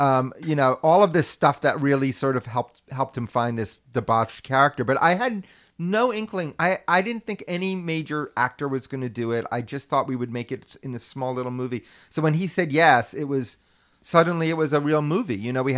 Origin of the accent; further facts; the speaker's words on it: New York, United States; I was an only child. Yeah. I grew up in New York.